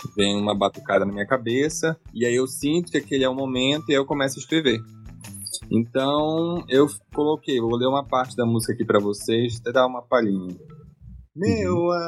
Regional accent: Amapá, Brazil; moved away; also born or lived in Goiânia; sou amapaense

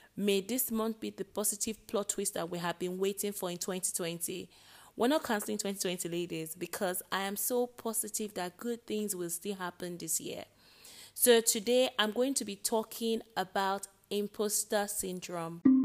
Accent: Nigeria; I am Nigerian

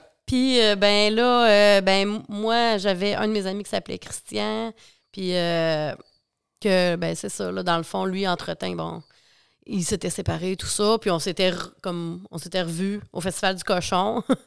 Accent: La Pocatière, Quebec, Canada; je viens, euh, de la Pocatière, Bas-Saint-Laurent

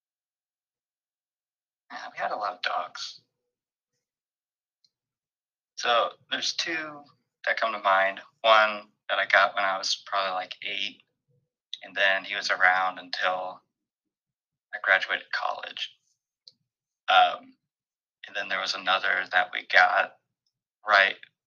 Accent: Dallas, Texas, United States; I grew up in the Dallas area

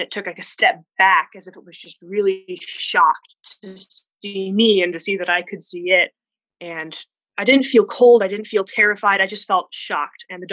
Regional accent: Arizona, United States; I'm from Arizona, USA, the Wild West

